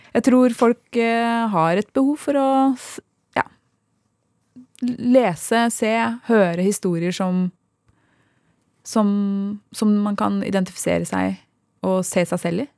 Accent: Sande, Vestfold, Norway; vi vokste opp i Sande

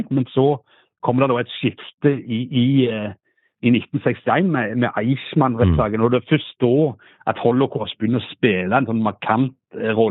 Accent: Norway; Jeg sa jeg, jeg kom fra Norge, jeg skulle intervjue deg om noe.

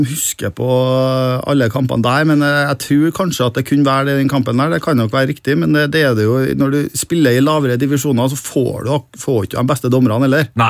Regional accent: Trondheim, Trøndelag, Norway; Jeg vokste opp på Halset. Eh, Byåsen.

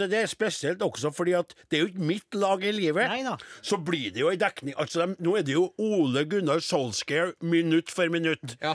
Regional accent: Vestland, Norway; Jeg kommer tre mil fra Bergen.

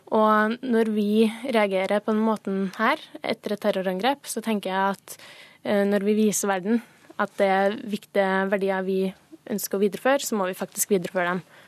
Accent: Sunndal, Møre og Romsdal, Norway; moved away; jeg var hjemme hos foreldrene mine hjemme i Sunndal

